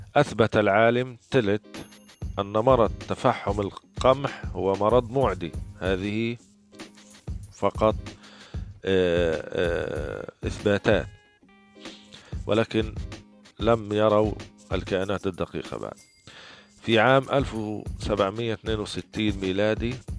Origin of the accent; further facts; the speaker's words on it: Gaza, Gaza Strip, Palestine; من فلسطين غزة